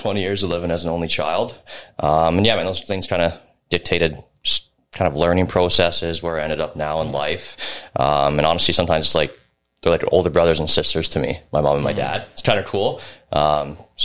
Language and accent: English; Hamilton, Ontario, Canada; Hamiltonian. Nothing crazy. Didn't come here from anywhere else